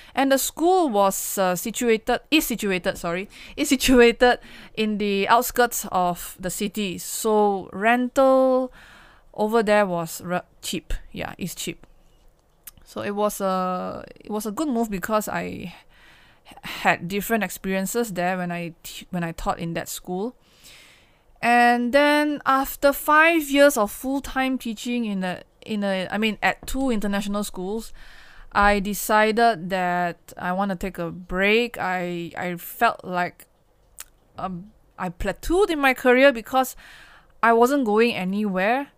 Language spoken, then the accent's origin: English; Kuala Lumpur, Malaysia; I have to come back to K L, come back to my hometown, and stayed in the Klang Valley